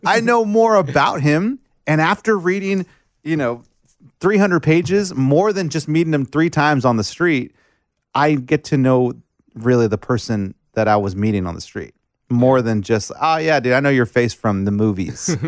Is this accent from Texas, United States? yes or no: yes; McAllen, Texas, United States; moved away; I grew up in McAllen, Texas, South South Texas, seven miles of the border